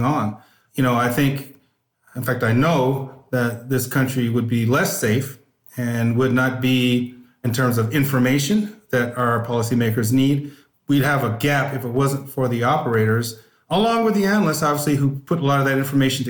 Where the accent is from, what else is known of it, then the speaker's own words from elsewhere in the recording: Northern California, United States; I grew up in Northern California, always wanted to be a police officer